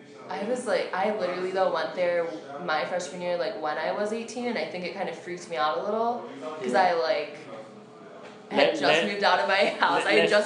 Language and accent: English; Cleveland, Ohio, United States; Mm-hmm. We're all from Cleveland.